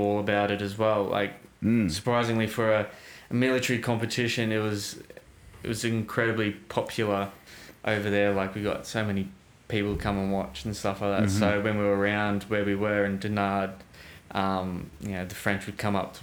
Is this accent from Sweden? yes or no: no; Australia; being Australian